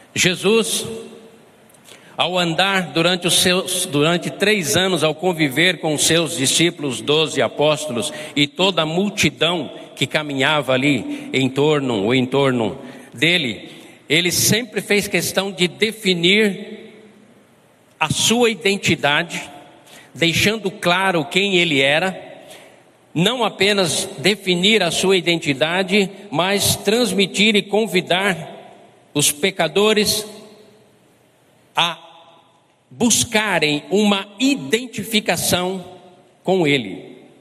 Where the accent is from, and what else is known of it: Brazil